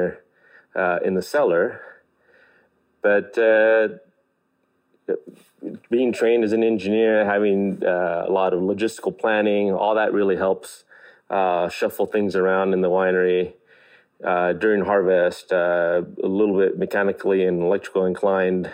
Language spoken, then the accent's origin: English; Gonzales, California, United States; also born or lived in Greenfield, California; growing up in Gonzales and Greenfields, basically the Salinas Valley